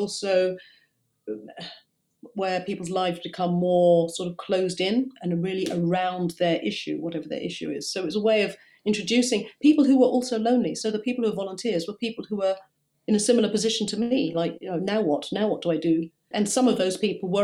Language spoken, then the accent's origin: English; Kenya; also born or lived in Hackney, London; now in London, United Kingdom; I see myself as a Kenyan, because that's where I'm from